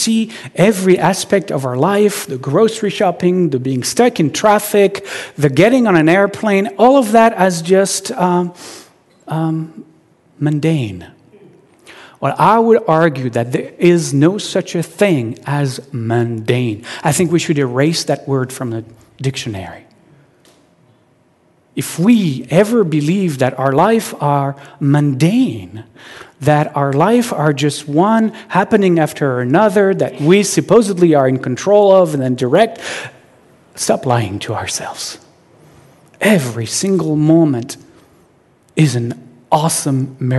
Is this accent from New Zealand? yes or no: no; Marseille, Provence-Alpes-Côte d'Azur, France; now in Seattle, United States; I was born in Marseille, which is a city on the southern coast of France.